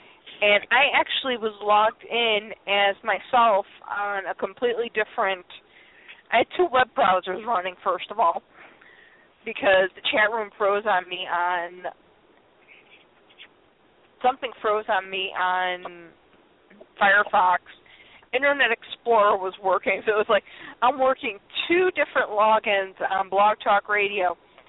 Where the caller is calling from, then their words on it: Illinois, United States; I was calling from Illinois into New York